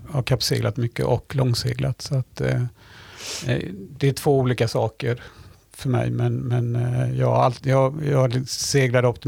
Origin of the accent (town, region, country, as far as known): Sweden